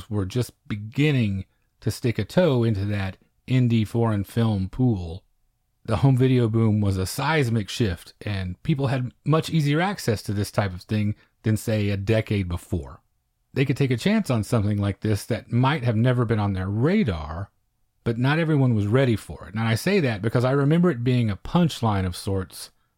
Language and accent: English; Oklahoma, United States; now in Texas, United States; I came to Texas from Oklahoma, so it's not that huge of a difference. I lived in the southwest part of Oklahoma, so I know scrub brush and red dirt and these foothills that surround everything.